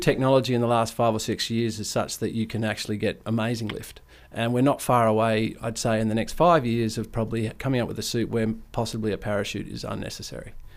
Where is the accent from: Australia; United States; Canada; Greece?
Australia; Ord River, Kimberley, Western Australia; growing up on the Ord River with, with not, not a whole lot of rules was was a privilege, really